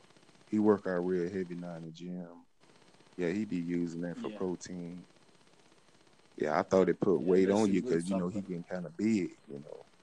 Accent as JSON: {"language": "English", "town": "Pensacola", "region": "Florida", "country": "United States", "said": "I'm from Florida, Pensacola, Florida."}